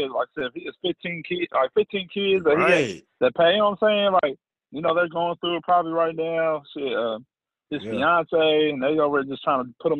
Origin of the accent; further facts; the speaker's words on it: United States; I grew up in Marion County or whatever. Small little school or whatever. It's a white community.